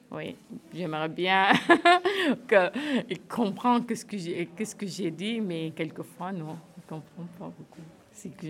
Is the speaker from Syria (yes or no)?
yes; Syria; French is a second language; now in France; Que j'ai quitté Syrie, ça fait neuf ans. Je n'ai pas rentré à la Syrie.